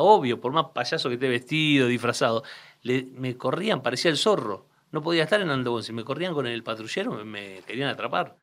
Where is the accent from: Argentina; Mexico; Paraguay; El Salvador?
Argentina; Aldo Bonzi, Buenos Aires Province; barrio donde él vive y donde yo nací